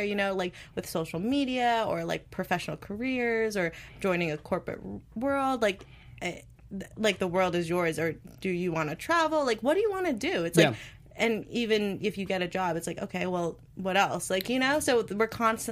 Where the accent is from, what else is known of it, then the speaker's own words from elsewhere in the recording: New Jersey, United States; moved away as an adult; also born or lived in Maryland; now in Los Angeles, United States; I was born and raised in New Jersey